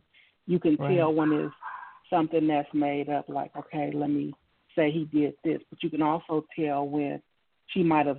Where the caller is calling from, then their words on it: California, United States; I'm calling from California.